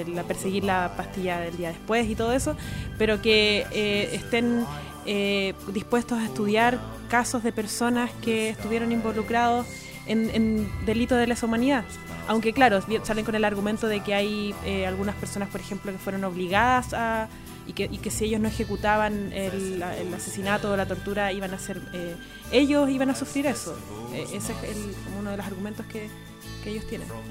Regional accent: Chile; nuestra historia como sociedad chilena

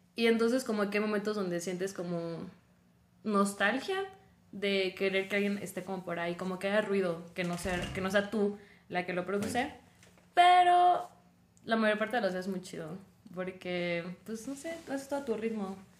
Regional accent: Tabasco, Mexico; moved away as an adult; soy de Tabasco y pues ahí la verdad no hay como buenas universidades.

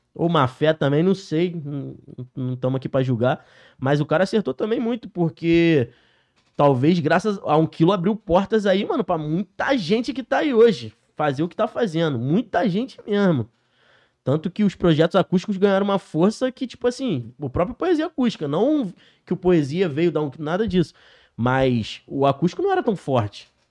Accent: Niterói, Rio de Janeiro, Brazil; Sou cria lá da CCD, Niterói, Cocada

